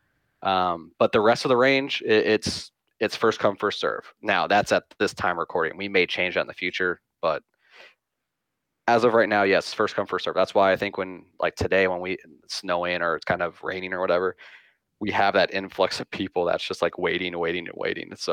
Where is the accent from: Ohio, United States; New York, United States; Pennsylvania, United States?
Ohio, United States; Cincinnati; I'm not from Cincinnati, but I am. I've never left